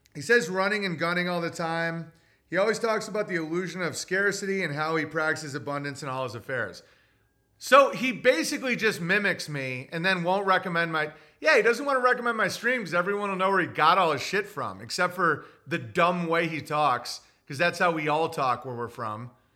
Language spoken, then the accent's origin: English; Oswego, New York, United States; I'm from Oswego